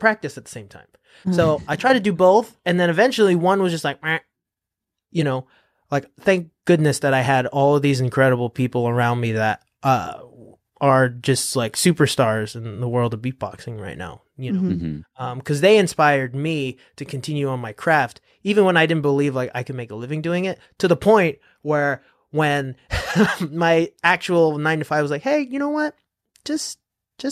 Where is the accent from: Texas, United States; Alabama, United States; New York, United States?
New York, United States; New York City; I'm first generation Filipino and growing up in Queens.